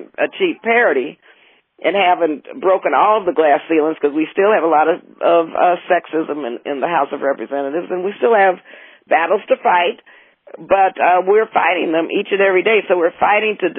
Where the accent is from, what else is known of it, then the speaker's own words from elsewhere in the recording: El Paso, Texas, United States; moved away; And I came from Texas, and so my parents and grandparents, everyone in El Paso was very involved in the civil rights movement